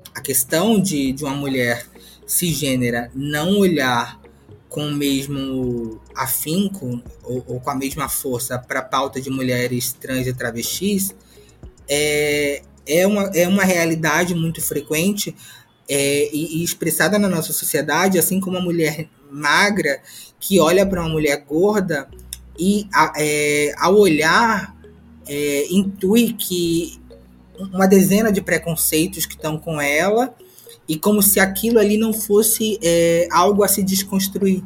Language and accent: Portuguese; Rio de Janeiro, Brazil; also born or lived in Pernambuco; Nasci em Pernambuco, mas cresci no Complexo do Alemão, aqui no Rio de Janeiro